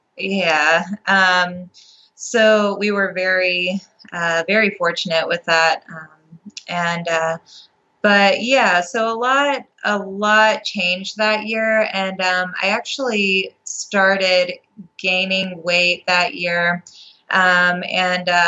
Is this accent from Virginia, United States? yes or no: yes; Appalachian Mountains, Virginia, United States; I grew up in Virginia in the United States. It's in the Appalachian Mountains